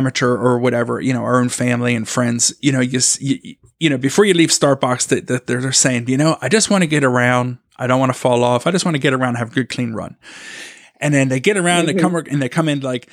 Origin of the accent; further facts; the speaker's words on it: Philadelphia, Pennsylvania, United States; I'm from Philadelphia.